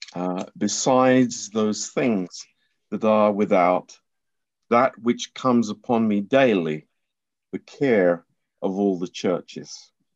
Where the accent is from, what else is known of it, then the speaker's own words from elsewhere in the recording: England, United Kingdom; I'm an, I'm an Englishman